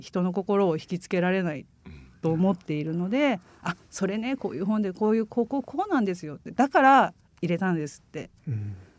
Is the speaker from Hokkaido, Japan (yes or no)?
yes; Hokkaido, Japan; now in Saga, Japan; 私も北海道出身なんですけど、うん、北海道の田舎で育ってて